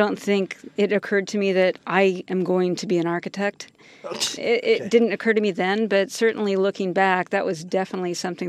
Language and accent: English; San Jose, California, United States; I grew up in San Jose. Okay. Born and raised.